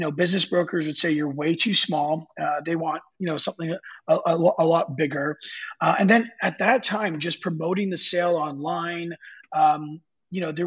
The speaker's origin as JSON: {"language": "English", "country": "Canada", "said": "being Canadian, hockey was a big part of my life."}